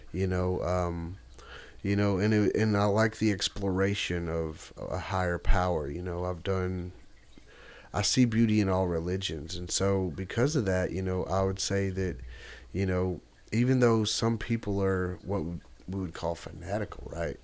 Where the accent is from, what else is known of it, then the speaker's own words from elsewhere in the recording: Nashville, Tennessee, United States; I'm from Nashville, Tennessee. Love my city.